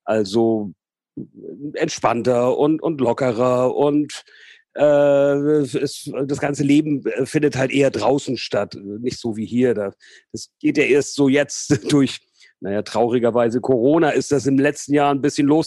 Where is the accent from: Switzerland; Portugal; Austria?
Portugal; also born or lived in Hamburg; Also geboren bin ich in Hamburg, also tatsächlich gebürtiger Hamburger. Und äh, mit 74, da war ich acht, sind wir nach Portugal übergesiedelt und dort habe ich dann quasi meine gesamte Jugend verbracht.